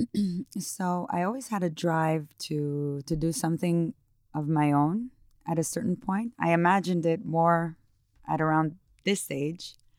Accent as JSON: {"language": "English", "country": "Israel", "tie": "born or raised there", "also_born_or_lived": "New York", "moved": "as an adult", "said": "I grew up in Israel"}